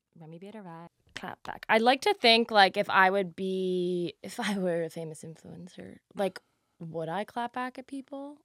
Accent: New Jersey, United States; I'm from Jersey

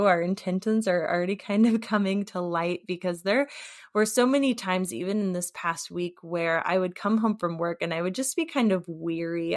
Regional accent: St. Louis, Missouri, United States; now in Muskegon, United States; I currently live in Muskegon, Michigan, but I am originally from St. Louis, Missouri.

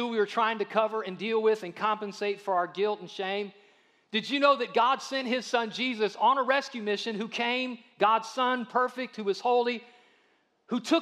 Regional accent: Ohio, United States; I'm from Ohio.

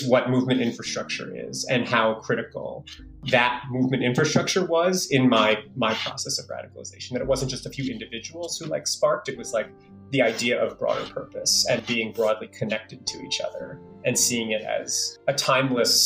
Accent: New York City, New York, United States; I was born in the Bronx. I live and work in the Bronx

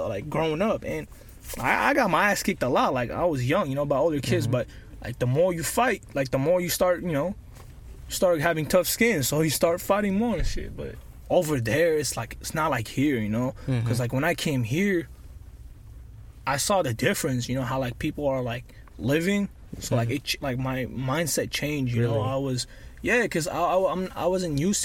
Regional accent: Iraq; now in Kent; I'm from Iraq, so I was born in Iraq. And I came to this country, like, around 2009

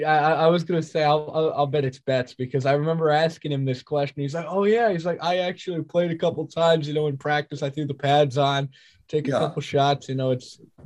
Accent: United States; as an American

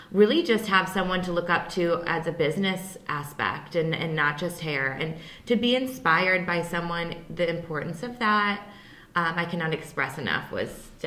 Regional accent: Hillsboro, United States; I grew up in Hillsboro.

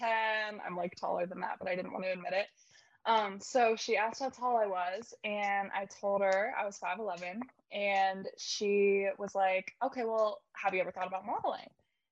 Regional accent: Philadelphia, Pennsylvania, United States; I'm from Philadelphia, Pennsylvania

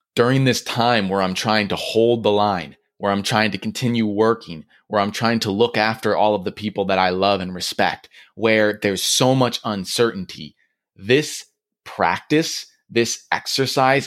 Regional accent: Michigan, United States; moved away as an adult; also born or lived in New York; now in California, United States; I grew up in Michigan

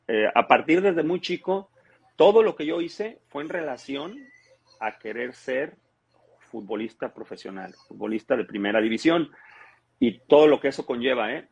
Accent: Cadereyta, Nuevo León, Mexico; also born or lived in Tampico, Tamaulipas; yo llegué a vivir a Cadereyta, Nuevo León

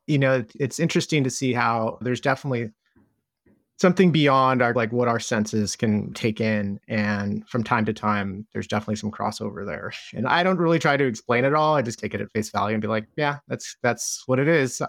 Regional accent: Southern California, United States; I grew up in Southern California

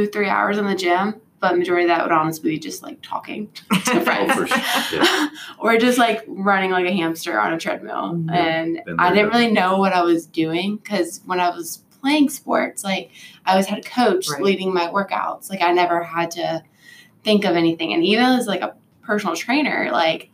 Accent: Fayetteville, North Carolina, United States; moved away; I'm originally from Fayetteville, which is right where Fort Bragg is.

